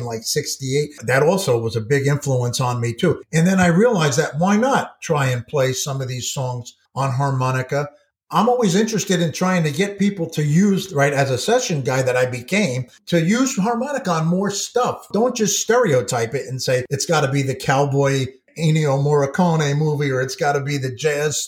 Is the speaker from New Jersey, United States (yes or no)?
yes; New Jersey, United States; I'm from New Jersey